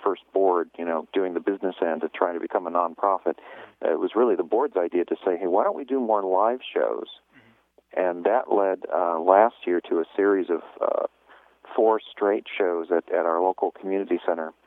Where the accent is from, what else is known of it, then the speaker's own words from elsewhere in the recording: West Coast, United States; moved away as an adult; now in International Falls, United States; I'm not from this part of the country originally. And my family and I moved out about 3 years ago now, and I'm from the West Coast